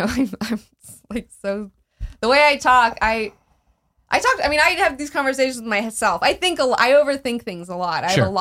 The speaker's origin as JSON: {"language": "English", "town": "Huntsville", "region": "Alabama", "country": "United States", "tie": "born or raised there", "said": "I grew up in Huntsville, Alabama."}